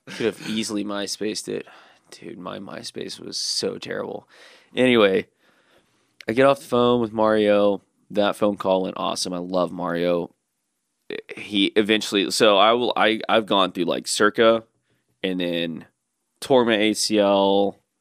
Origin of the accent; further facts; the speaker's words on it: Birmingham, Alabama, United States; also born or lived in Dothan, Alabama; growing up in Birmingham without a skate park for so long